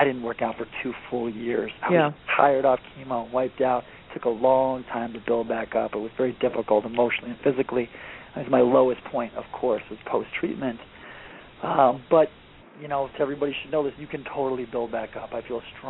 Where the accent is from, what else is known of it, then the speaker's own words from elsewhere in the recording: Michigan, United States; I'm from Michigan. Yep. I played football in high school